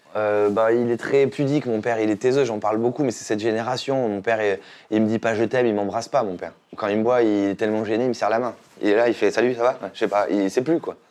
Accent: Saint-Émilion, Nouvelle-Aquitaine, France; now in Paris, France; Quand je suis arrivé de Saint-Émilion à Paris

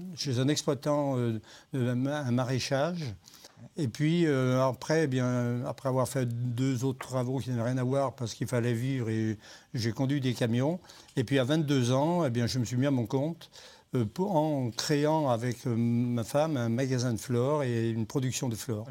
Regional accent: Saint-Joseph, Auvergne-Rhône-Alpes, France; also born or lived in Saint-Martin-en-Haut, Rhône; now in Saint-Martin-la-Plaine, France; Je, suis arrivé à Saint-Joseph euh, quand j'avais 7 ans

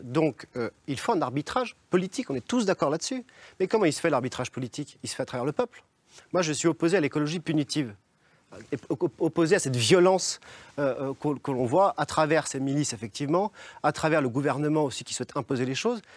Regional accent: Évian-les-Bains, Auvergne-Rhône-Alpes, France; je suis né à Évian-les-Bains

